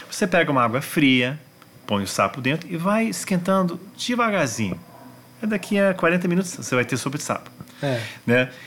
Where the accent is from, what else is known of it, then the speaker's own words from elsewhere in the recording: Washington, District of Columbia, United States; Então eu cresci nos Estados Unidos. Washington é a capital mundial dos museus.